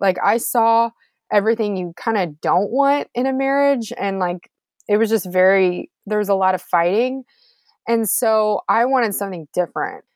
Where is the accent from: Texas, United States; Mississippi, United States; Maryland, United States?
Texas, United States; Houston; Houston where I'm from too, so H Town